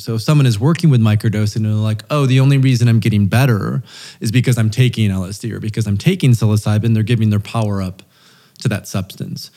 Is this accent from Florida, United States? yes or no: no; Grand Rapids, Michigan, United States; moved away as an adult; also born or lived in Turkey / Thailand / Portugal / Oaxaca; I was raised in Grand Rapids, Michigan